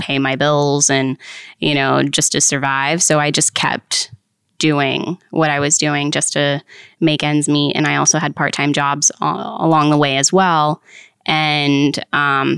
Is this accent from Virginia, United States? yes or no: yes; Haymarket, Virginia, United States; I grew up in Haymarket area